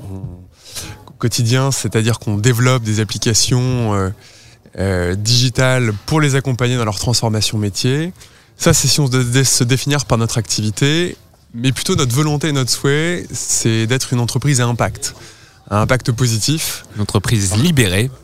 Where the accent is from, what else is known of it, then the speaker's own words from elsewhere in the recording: the Nord, Hauts-de-France, France; je suis originaire du Nord